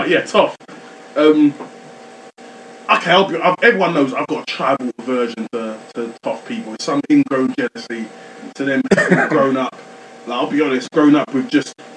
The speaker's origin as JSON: {"language": "English", "country": "Nigeria", "said": "I'm Nigerian"}